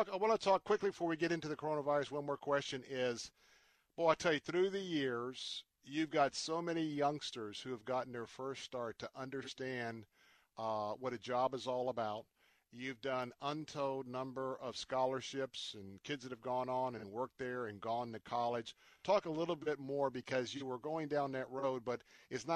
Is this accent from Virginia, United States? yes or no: no; Tampa, Florida, United States; I grew up in the area of Tampa, Florida, born and raised in Tampa.